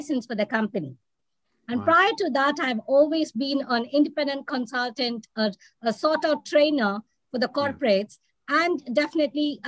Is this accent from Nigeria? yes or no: no; South India, India; moved away as an adult; now in Qatar; being an Indian and particularly South Indian